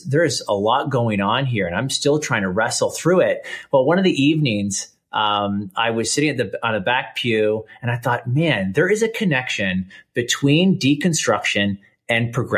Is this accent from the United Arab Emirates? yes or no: no; Canada; accent: Canadian; I live here in Canada, and so people might notice the accent. I'm Canadian